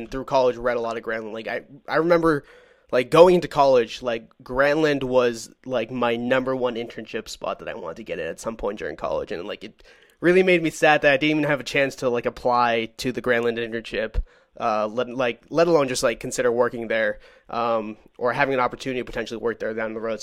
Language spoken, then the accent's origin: English; Brookline, Massachusetts, United States; I'm from Brookline, Massachusetts